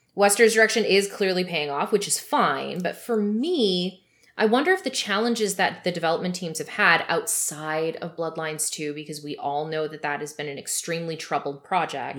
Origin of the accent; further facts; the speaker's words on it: Canada; also born or lived in Vancouver, British Columbia; I'm Canadian